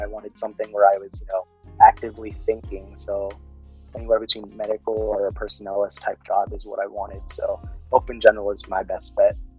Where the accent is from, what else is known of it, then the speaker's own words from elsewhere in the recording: Fairfield, California, United States; first language Tagalog; English is a second language; moved away as an adult; also born or lived in Dasmariñas, Cavite, Philippines; now in Nebraska, United States; originally, I was uh, born in the Philippines, uh, moved to California, Fairfield, California, specifically when I was around four